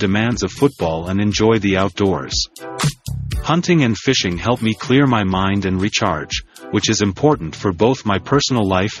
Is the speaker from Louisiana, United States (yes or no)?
yes; Louisiana, United States; I grew up in Louisiana and was exposed to hunting and fishing at a young age.